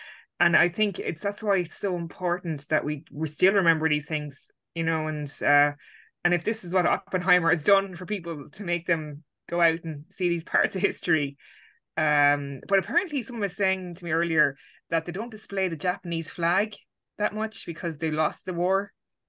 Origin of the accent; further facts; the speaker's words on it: Ireland; it's weird as an Irish, like, lucky Ireland, we, I know we had our own little 1916 and War of Independence, but nothing like that.